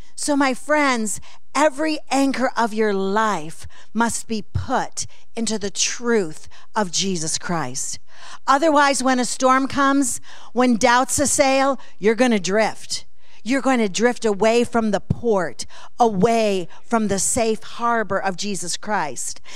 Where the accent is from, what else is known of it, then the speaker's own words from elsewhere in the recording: Alabama Center, New York, United States; now in Oklahoma City, United States; I was born and raised in Alabama Center